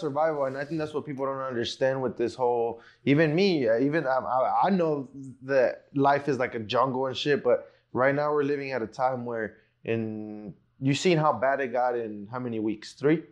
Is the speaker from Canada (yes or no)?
no; Mexico; now in United States; I was born in Mexico